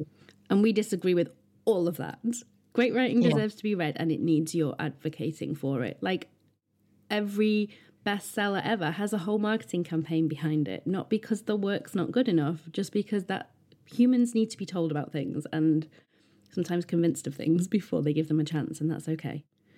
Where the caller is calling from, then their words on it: Yorkshire and the Humber, United Kingdom; Well, I'm writing this from Bronte country. In fact, I can see the hills out of my window